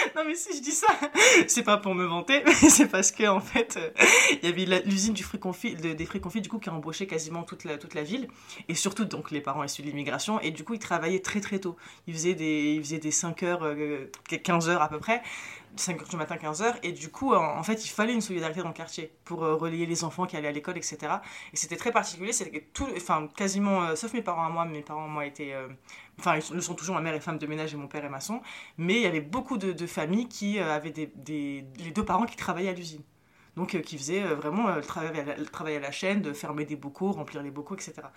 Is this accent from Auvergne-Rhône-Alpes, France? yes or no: no; Apt, Provence-Alpes-Côte d'Azur, France; French is a second language; also born or lived in Morocco; j'ai grandi dans le quartier populaire d'une ville de campagne. Donc en gros, dans ma ville, euh, elle s'appelle Apt